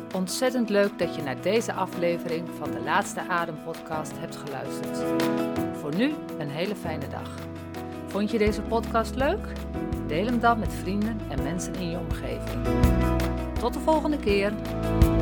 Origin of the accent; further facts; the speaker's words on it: Groningen, Netherlands; now in Dronten, Netherlands; Van oorsprong kom ik uit Groningen. Daar ben ik niet geboren, maar wel grootgebracht